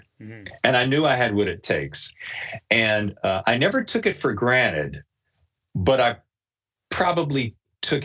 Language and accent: English; North Carolina, United States; moved away as an adult; also born or lived in New York / Los Angeles / Chicago; I'm living in North Carolina, which is, fine. I love it. It's my home birth state.